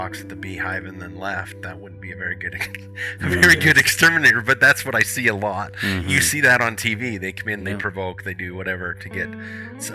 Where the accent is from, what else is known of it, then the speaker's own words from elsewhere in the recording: Hyrum, Utah, United States; I grew up in Hiram.